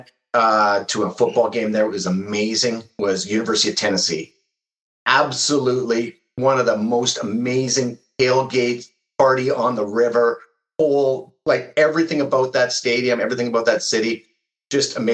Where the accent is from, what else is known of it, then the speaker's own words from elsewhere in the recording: Vancouver, British Columbia, Canada; moved away as an adult; also born or lived in Alberta; now in Toronto, Canada; born and raised in Vancouver in a city with about 3 million people.